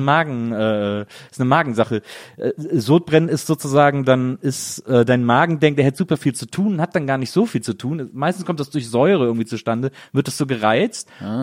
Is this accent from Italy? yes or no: no; Wesseling, North Rhine-Westphalia, Germany; ich komme nämlich aus Wesseling